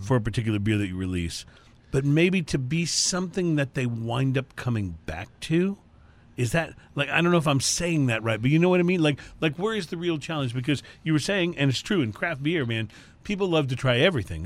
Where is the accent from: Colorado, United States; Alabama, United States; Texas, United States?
Texas, United States; Houston; we're from Houston. We make no bones about that the, the show is heard everywhere, but, uh, we are from Houston